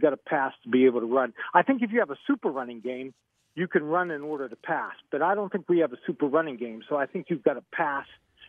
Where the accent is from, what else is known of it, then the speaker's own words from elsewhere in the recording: McKeesport, Pennsylvania, United States; moved away; I'm originally from McKeesport.